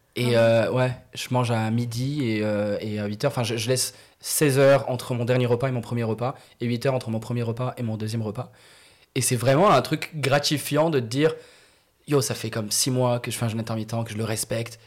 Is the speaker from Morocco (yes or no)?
yes; Morocco; moved away; Moi, j'ai grandi au Maroc, né au Maroc, grandi au Maroc